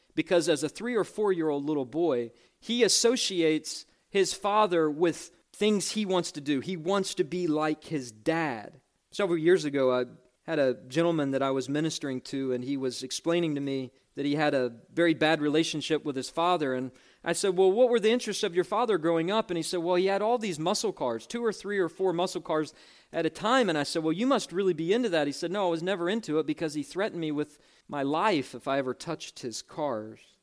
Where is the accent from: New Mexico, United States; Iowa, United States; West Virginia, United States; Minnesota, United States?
West Virginia, United States; I interviewed for the job in West Virginia, actually in my hometown, in a downtown hotel